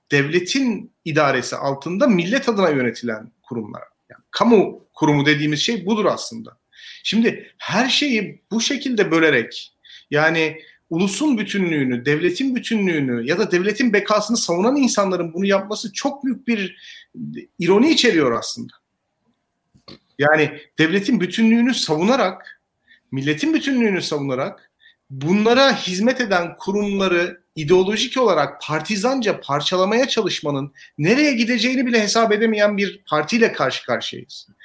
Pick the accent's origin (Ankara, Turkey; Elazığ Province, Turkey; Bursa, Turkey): Elazığ Province, Turkey; Elazığ